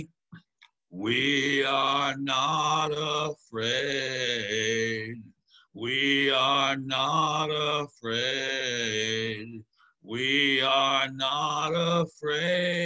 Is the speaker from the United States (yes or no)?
yes; Maryland, United States; my home state of Maryland